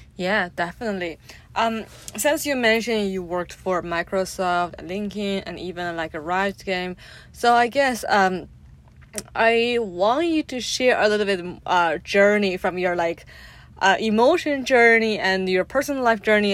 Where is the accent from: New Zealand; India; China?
China; growing up in China as a in a traditional family home